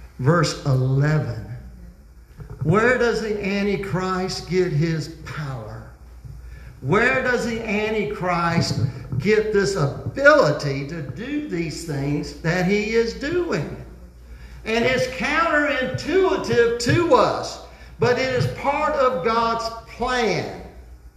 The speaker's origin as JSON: {"language": "English", "country": "United States"}